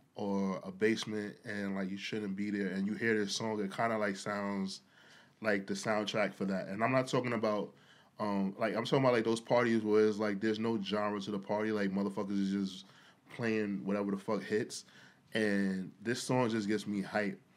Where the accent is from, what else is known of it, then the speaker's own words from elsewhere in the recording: New York City, New York, United States; I'm a New Yorker